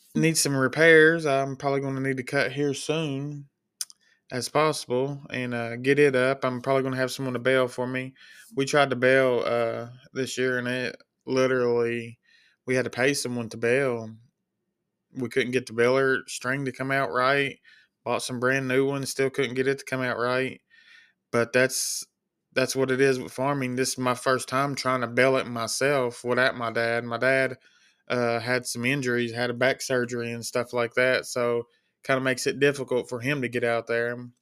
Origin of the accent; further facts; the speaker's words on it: Kentucky, United States; I'm from Kentucky, born and raised